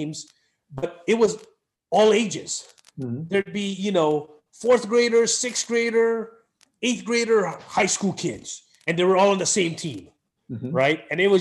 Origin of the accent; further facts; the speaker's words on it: Honolulu, Hawaii, United States; moved away as an adult; I grew up in Red Hill